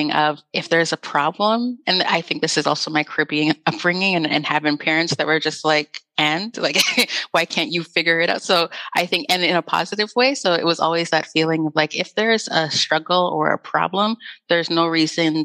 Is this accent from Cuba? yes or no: no; Canada; Growing up in Canada